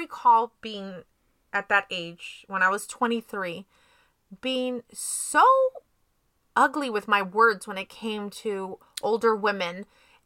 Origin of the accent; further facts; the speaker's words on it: San Jose, California, United States; I'm from San Jose